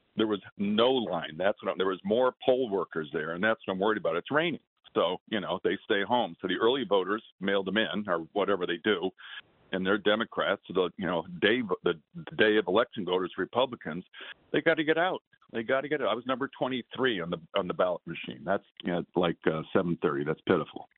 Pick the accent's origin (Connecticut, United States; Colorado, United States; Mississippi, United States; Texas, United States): Connecticut, United States; now in Atlanta, United States; I grew up in Connecticut